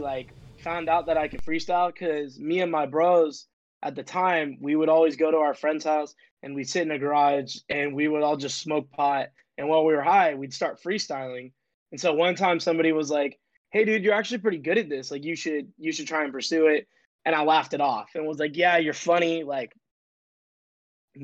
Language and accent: English; Sacramento, California, United States; I am from Sacramento, California. Shout out NorCal.